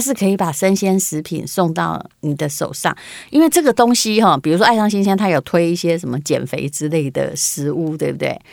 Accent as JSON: {"language": "Chinese", "town": "Yilan", "region": "Yilan County", "country": "Taiwan", "tie": "born or raised there", "moved": "yes", "lives_now": "Taipei, Taiwan", "said": "我家老家在宜兰"}